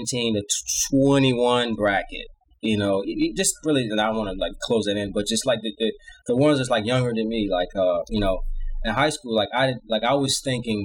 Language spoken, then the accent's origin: English; Virginia Beach, Virginia, United States; also born or lived in Norfolk, Virginia; I grew up in Virginia Beach, Virginia